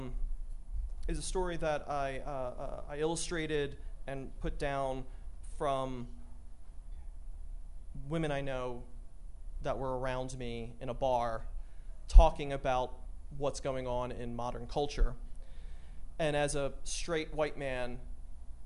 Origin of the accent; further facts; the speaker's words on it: Philadelphia, Pennsylvania, United States; now in Denver, United States; I'm originally from Philadelphia.